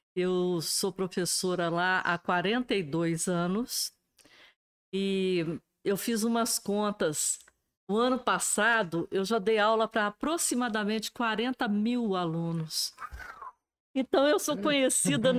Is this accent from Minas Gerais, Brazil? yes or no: yes; Alfenas, Minas Gerais, Brazil; also born or lived in Boa Esperança; nasci em Boa Esperança, vim para Alfenas com cinco anos de idade